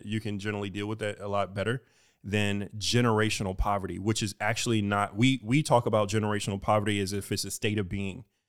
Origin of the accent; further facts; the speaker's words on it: Houston, Texas, United States; moved away as an adult; I am from Houston